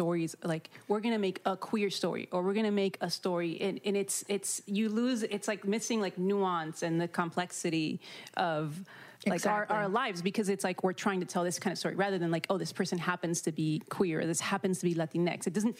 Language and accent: English; Chicago, Illinois, United States; I grew up in Chicago as well